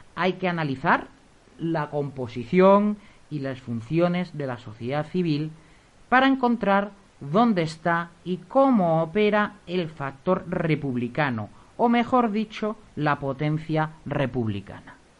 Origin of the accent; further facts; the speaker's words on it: Spain; somos los, los españoles